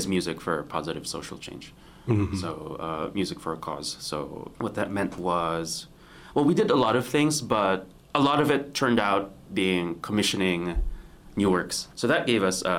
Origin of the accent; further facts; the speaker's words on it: Philippines; moved away as an adult; also born or lived in New York, United States; Now I'm in the Philippines. I'm in my home country